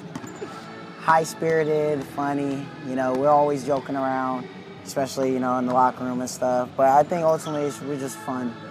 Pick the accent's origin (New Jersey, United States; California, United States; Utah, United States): California, United States; near Long Beach; I was 15 minutes away from here